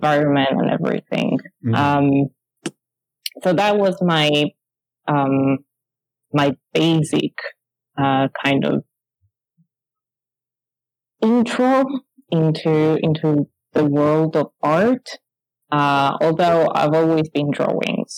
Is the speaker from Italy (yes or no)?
yes; Italy; moved away as an adult; now in London, United Kingdom; I was moving from Italy. I moved into the UK, and then in London